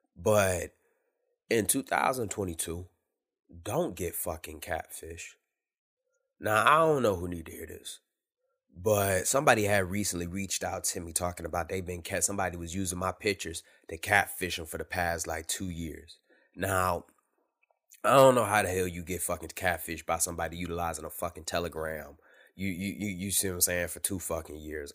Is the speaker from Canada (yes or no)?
no; Detroit, Michigan, United States; I grew up in Detroit